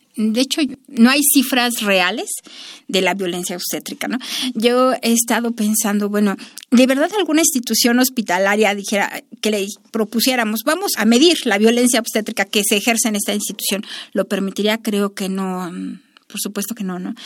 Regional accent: Mexico

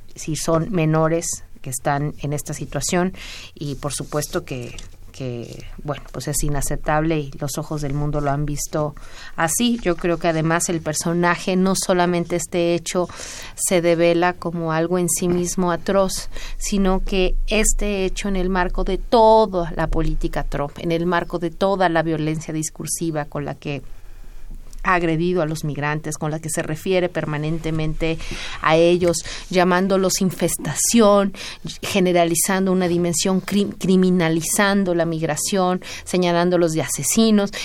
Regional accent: Mexico; como sociedad mexicana

